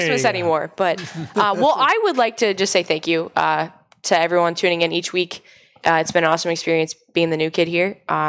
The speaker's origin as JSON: {"language": "English", "area": "near Toledo", "region": "Ohio", "country": "United States", "tie": "born or raised there", "moved": "yes", "lives_now": "New Hampshire, United States", "said": "And that Toledo's actually like an hour from my house. So. And you know, kind of my hometown."}